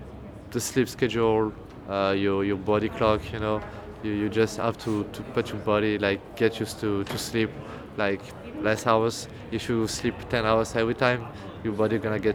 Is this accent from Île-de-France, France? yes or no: no; near Marseille, Provence-Alpes-Côte d'Azur, France; Close to Marseille. Yeah. It's like an hour away from Marseille. It's the southeast of the France